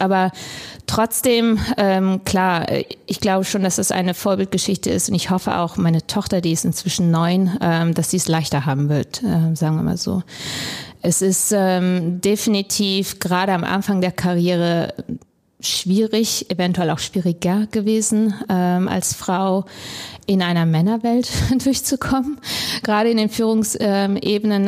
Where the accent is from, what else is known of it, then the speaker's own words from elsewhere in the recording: Krefeld, North Rhine-Westphalia, Germany; moved away as an adult; also born or lived in Hamburg; ich bin in Deutschland geboren, aufgewachsen in Krefeld ähm, bin dann zum Studium nach Hamburg gekommen